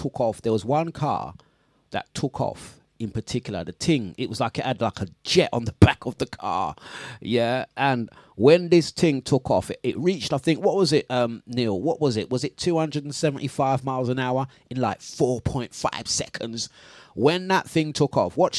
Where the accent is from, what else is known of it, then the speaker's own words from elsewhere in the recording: London, United Kingdom; That's my hometown where I grew up